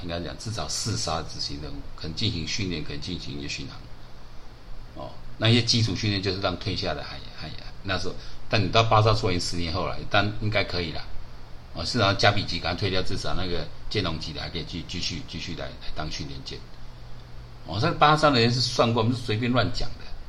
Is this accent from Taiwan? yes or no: yes; Taiwan; 你选举出来是害我们台湾人转播啊！